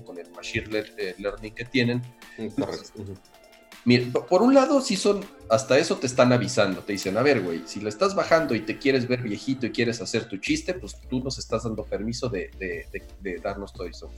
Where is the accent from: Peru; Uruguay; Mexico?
Mexico; como mexicanos